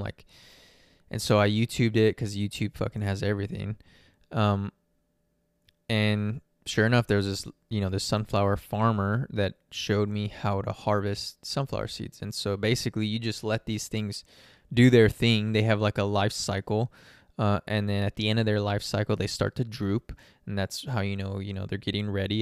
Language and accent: English; San Antonio, Texas, United States; moved away as an adult; now in Phoenix, United States; I'm from San Antonio